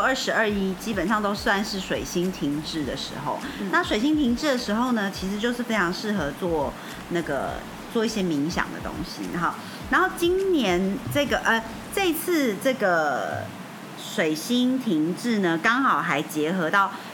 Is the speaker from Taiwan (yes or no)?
yes; Taiwan; 我是台湾人